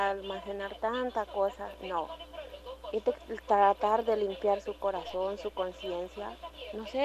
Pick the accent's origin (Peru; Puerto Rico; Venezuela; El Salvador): El Salvador; Ojalá Dios quiera que esto no llegue hasta acá, pero eso es lo que todos como salvadoreños, como seres humanos deberíamos de tener, estar listos y preparados para lo